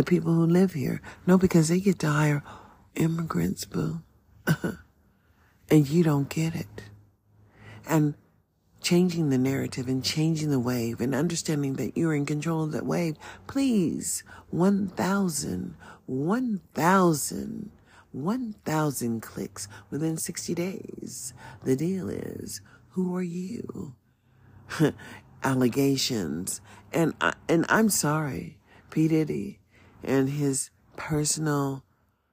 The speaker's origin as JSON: {"language": "English", "country": "United States", "tie": "born or raised there", "also_born_or_lived": "Nevada", "said": "as an American born in the USA, and that's just real, I have no other land to belong to."}